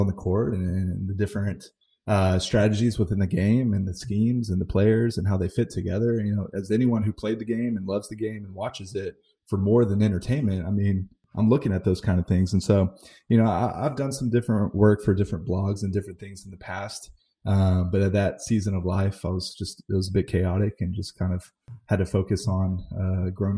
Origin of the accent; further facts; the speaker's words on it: Dallas, Texas, United States; now in Houston, United States; Growing up in the Dallas area